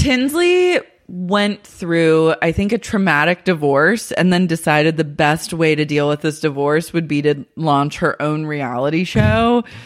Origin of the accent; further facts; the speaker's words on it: Oklahoma, United States; moved away; I'm a girl from Oklahoma.